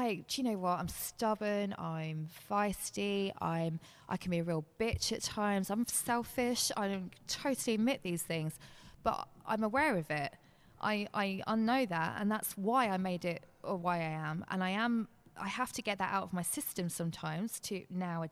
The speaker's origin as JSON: {"language": "English", "town": "Bedford", "region": "East of England", "country": "United Kingdom", "said": "I'm from Bedford. I started playing in this in Bedford"}